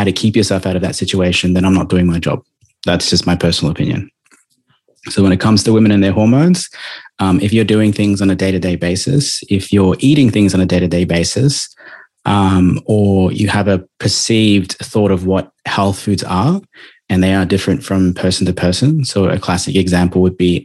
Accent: Melbourne, Victoria, Australia; now in Gold Coast, Australia; I'm traditionally from Victoria

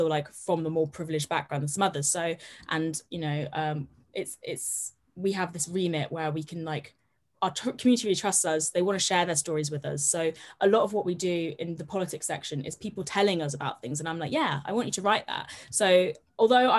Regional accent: Herefordshire, West Midlands, United Kingdom; I'm from the middle of the countryside. I'm from Herefordshire

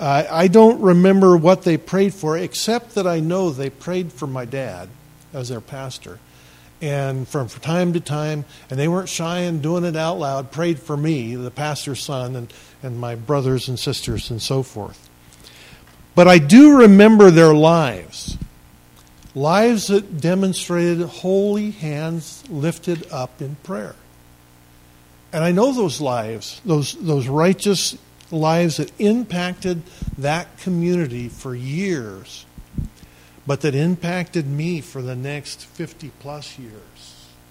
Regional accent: Maupin, Oregon, United States; I grew up in Maupin

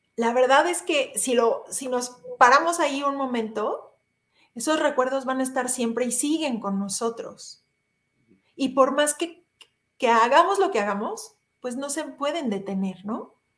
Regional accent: Mexico; como mexicanos

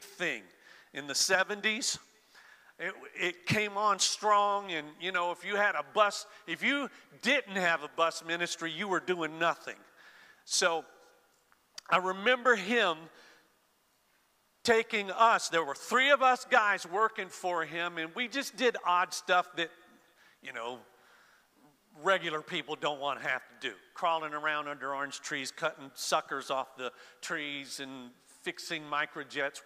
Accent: Florida, United States; I grew up in Florida

